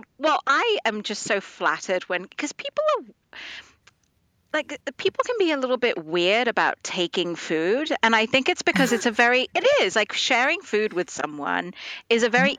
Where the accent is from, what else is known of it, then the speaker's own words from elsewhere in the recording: Dubai, United Arab Emirates; moved away as an adult; also born or lived in India; And at that point, my parents were actually immigrated to Dubai in the Middle East. Yep. And so that's where I grew up. I grew up in the Middle East until I was like 18.